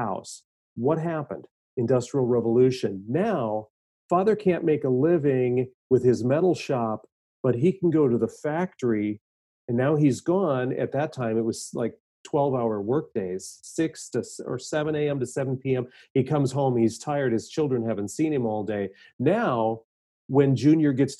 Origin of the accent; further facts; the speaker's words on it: Minnesota, United States; I grew up in Minnesota.